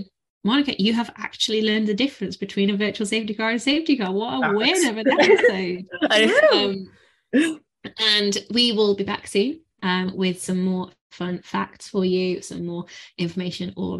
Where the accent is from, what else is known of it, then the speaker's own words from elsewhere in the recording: United Kingdom; I feel the same being British